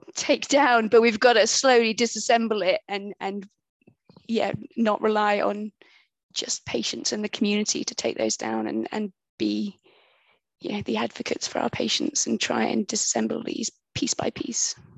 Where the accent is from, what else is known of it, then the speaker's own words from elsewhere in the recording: United Kingdom; accent: British; also born or lived in Bristol; identify me as, as the British voice